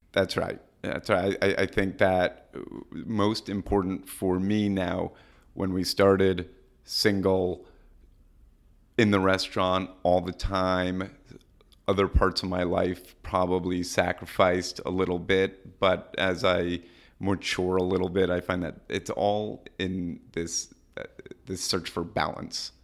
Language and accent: English; New York City, New York, United States; also born or lived in Madison, Wisconsin; We're both from New York City